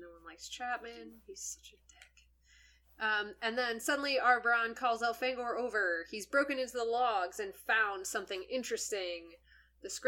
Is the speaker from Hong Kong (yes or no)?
no; Canada; I was raised in Canada.